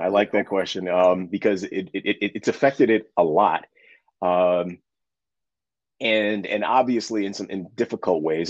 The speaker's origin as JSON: {"language": "English", "town": "New York City", "region": "New York", "country": "United States", "tie": "born or raised there", "lives_now": "Hudson Valley, New York, United States"}